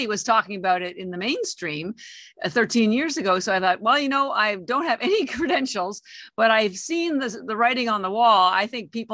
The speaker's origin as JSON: {"language": "English", "country": "Canada", "moved": "as an adult", "lives_now": "Boston, United States", "said": "I'm actually Canadian, although I've lived in the United States for 33 years"}